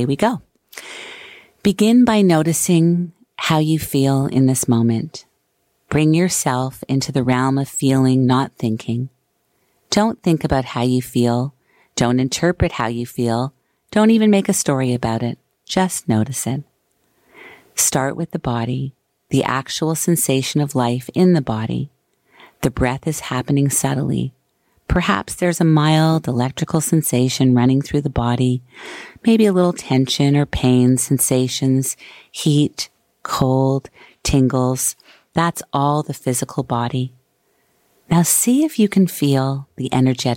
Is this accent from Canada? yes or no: yes; Montreal, Quebec, Canada; moved away; Montreal will always hold a special place in my heart as it is my hometown as well